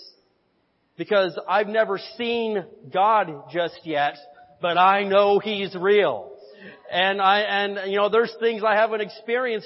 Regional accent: Indiana, United States; a kid growing up in Indiana

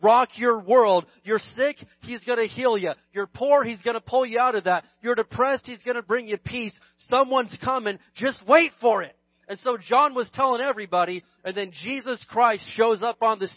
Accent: United States; being an American

